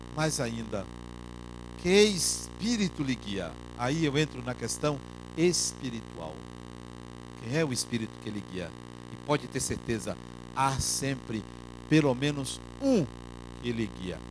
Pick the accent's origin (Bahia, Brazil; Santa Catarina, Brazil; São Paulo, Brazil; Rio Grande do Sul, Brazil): Bahia, Brazil; Salvador; quando eu vim do interior da Bahia morar aqui